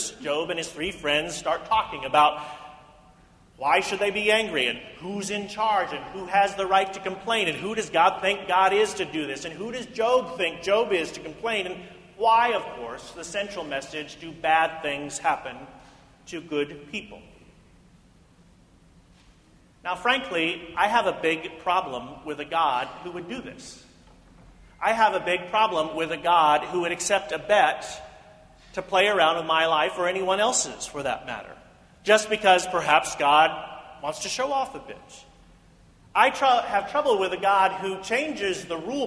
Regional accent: Independence, Missouri, United States; In the church growing up in Independence, Missouri

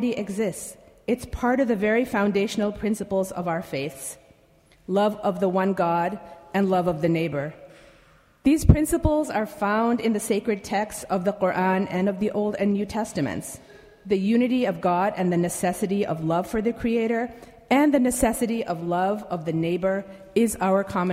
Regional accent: Newton, Massachusetts, United States; I grew up next door in Newton, similar to Munib.

